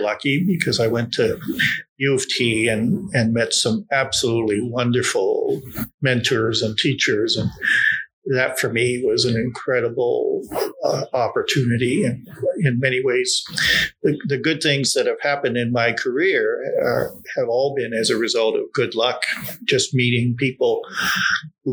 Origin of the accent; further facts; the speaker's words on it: Toronto, Ontario, Canada; So I grew up in Bloor and Lansdowne, a very tough working class neighborhood.